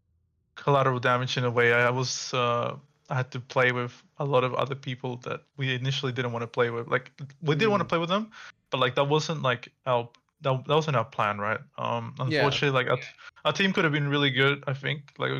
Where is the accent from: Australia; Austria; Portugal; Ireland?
Australia; Perth, Western Australia; So I went to, like, a physiotherapist here in Perth, like, back home, because I'm from Perth.